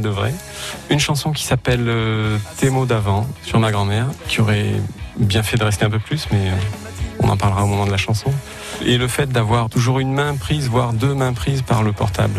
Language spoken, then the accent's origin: French; Vaucluse, Provence-Alpes-Côte d'Azur, France; also born or lived in Africa; Je suis devenu Vauclusien pendant mon enfance. En fait, j'ai grandi en Afrique du fait du travail de mes parents et on est arrivé dans le Vaucluse quand j'étais tout petit